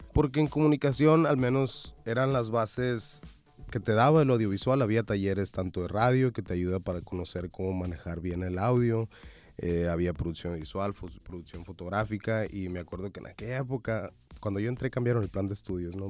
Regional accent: Sonora, Mexico; somos sonorenses

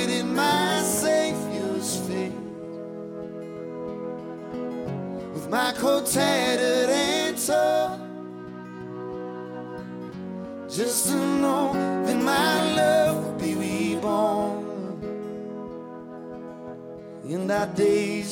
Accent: Appleton, Wisconsin, United States; I'm from Wisconsin

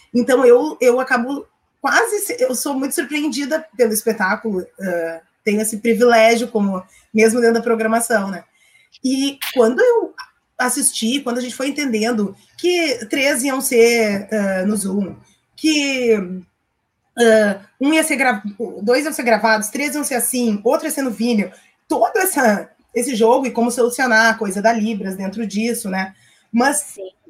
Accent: Porto Alegre, Rio Grande do Sul, Brazil; eu sou bem porto-alegrense, bem bairrista, inclusive falo desse jeito, bem porto-alegrense.

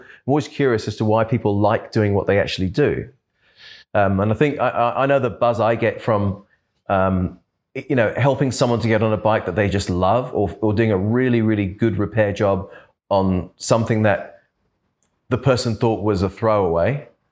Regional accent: London, United Kingdom; also born or lived in Perth / Adelaide / Brisbane; now in Australia; I was brought up in London

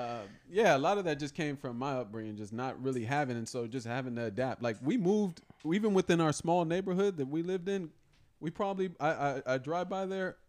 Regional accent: San Diego, California, United States; growing up in San Diego

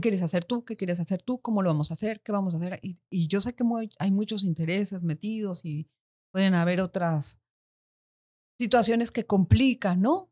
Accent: Mexico; moved away as an adult; now in Panama; nací en México, en México. y cuando tenía veintipico de años me vine aquí a vivir, me casé mm. y ya, desde aquí estoy.

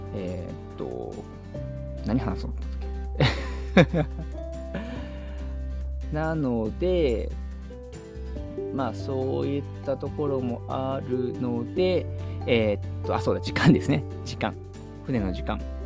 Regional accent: Okayama, Japan; moved away as an adult; also born or lived in Hiroshima / Megijima, Takamatsu, Kagawa; now in Tokyo, Japan; もともと出身が岡山育ちでこの東京に来る2年もう2年前ですかには広島に長々8年ぐらいいた

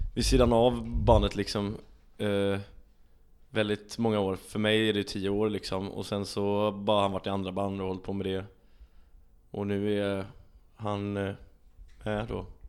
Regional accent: Sweden; jag är svensk

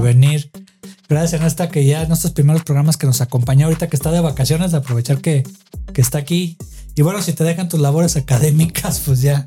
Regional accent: Mexico

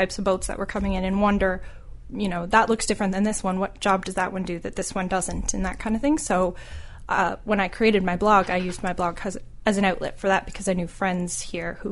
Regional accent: Ontario, Canada; now in St. John's, Canada; I grew up in Ontario

